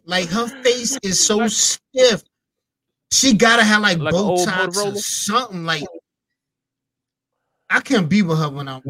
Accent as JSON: {"language": "English", "region": "New York", "country": "United States", "said": "I'm a New Yorker."}